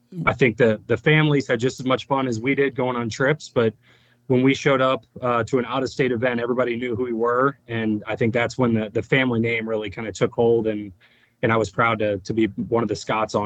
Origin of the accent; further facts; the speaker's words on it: St. Louis, Missouri, United States; moved away; also born or lived in Cleveland; I was from St. Louis and played in St. Louis